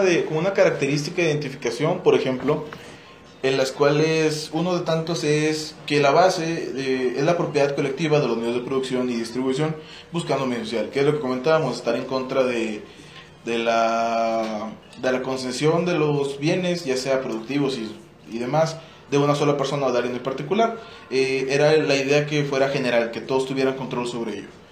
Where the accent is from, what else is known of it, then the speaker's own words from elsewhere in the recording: Mexico; nuestro México